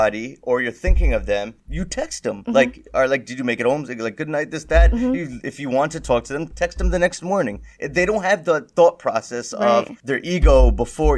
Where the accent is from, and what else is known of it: India